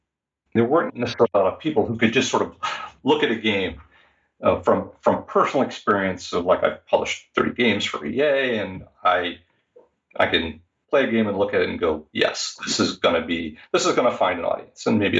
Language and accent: English; Pennsylvania, United States; moved away as an adult; also born or lived in Ohio; now in Seattle, United States; So I was going to school in Ohio State, in the middle of the country. And I grew up in Pennsylvania.